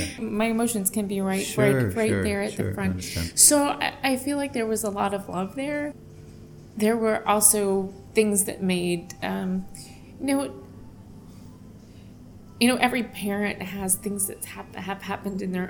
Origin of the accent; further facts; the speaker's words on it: Virginia, United States; I'm from Virginia